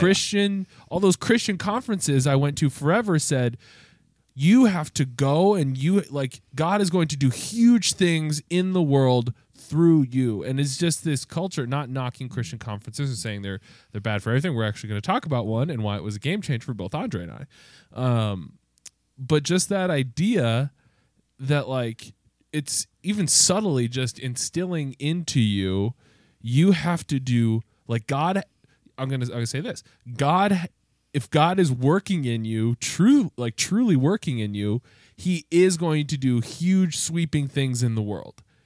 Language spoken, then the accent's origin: English; United States; as a white man growing up in America